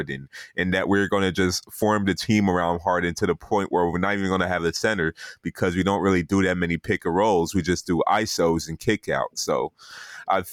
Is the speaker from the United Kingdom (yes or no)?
no; Nigeria; since I'm Nigerian